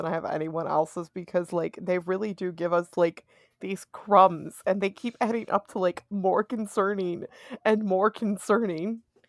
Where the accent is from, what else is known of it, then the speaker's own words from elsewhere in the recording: United States; I'm from America.